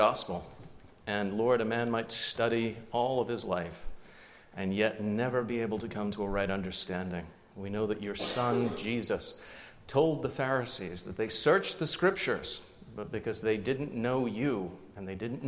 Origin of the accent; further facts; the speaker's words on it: United Kingdom; moved away; I was born just outside of London